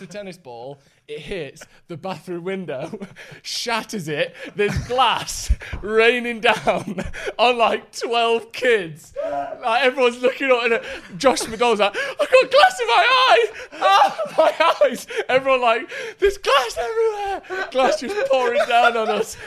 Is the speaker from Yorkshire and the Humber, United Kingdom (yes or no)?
no; Bassetlaw, East Midlands, United Kingdom; Bassetlaw who is meant to represent my hometown